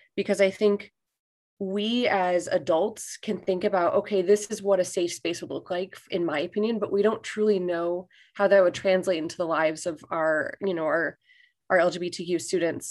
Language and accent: English; Chicago, Illinois, United States; moved away as an adult; now in Bangkok, Thailand; I'm originally from Chicago, Illinois, which is where I am right now because I'm here on summer break